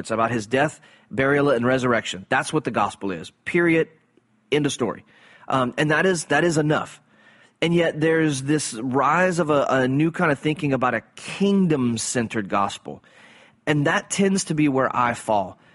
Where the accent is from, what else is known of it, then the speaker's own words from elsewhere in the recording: South Louisiana, United States; growing up in South Louisiana in Cajun culture